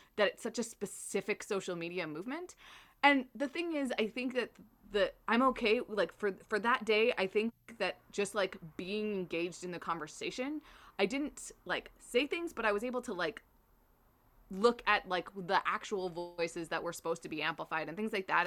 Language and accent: English; Canada